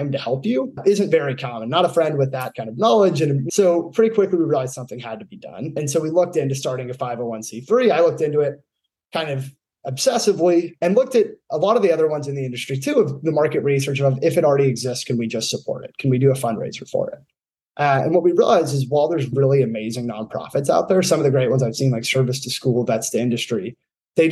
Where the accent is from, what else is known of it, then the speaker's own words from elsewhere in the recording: California, United States; moved away as an adult; I grew up in California